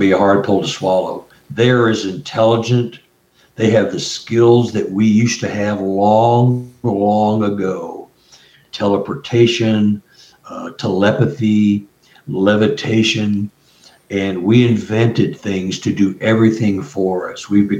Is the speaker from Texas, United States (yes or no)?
yes; Texas, United States; I'm from Texas, so I know the area